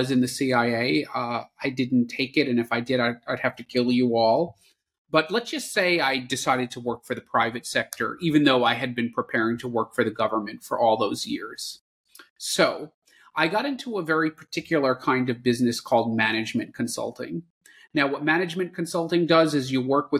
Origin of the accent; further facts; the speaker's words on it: New York City, New York, United States; moved away as an adult; also born or lived in Washington, D.C.; I was born and raised in the New York City area, and that's where I grew up.